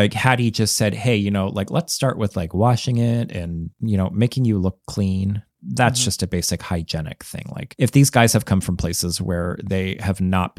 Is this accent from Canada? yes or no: yes; Canada; Like, nope, I'm from Canada. I stopped saying A at the end of a lot of the sentences where it made sense in Canada because I got made fun of every time I did.